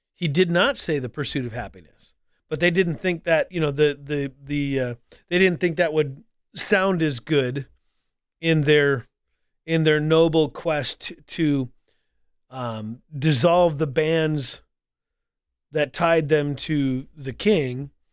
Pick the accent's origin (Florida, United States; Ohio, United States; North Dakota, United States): North Dakota, United States; moved away; also born or lived in Colorado Springs; I grew up in North Dakota where, where, you know, like ninety-some percent of the population is white.